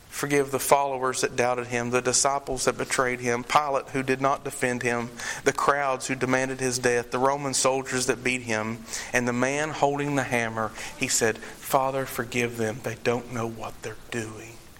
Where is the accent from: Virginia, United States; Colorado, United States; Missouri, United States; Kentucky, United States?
Kentucky, United States; Eastern; they say, Where are you from? And I say, Eastern Kentucky